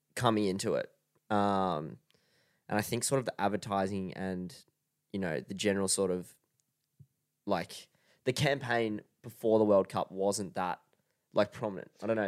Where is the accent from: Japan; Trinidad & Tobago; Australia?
Australia